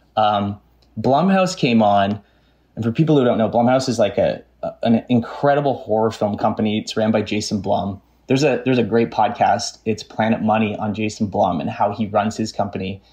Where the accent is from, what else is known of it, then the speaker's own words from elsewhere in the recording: Canada; growing up in Canada and living in Canada